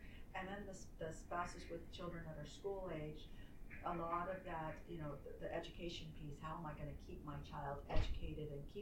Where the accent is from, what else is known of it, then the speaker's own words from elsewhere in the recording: San Francisco, California, United States; moved away; I was from San Francisco